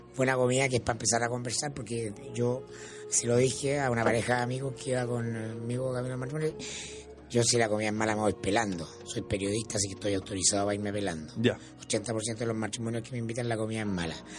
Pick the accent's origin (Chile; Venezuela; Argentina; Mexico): Chile; como buen chileno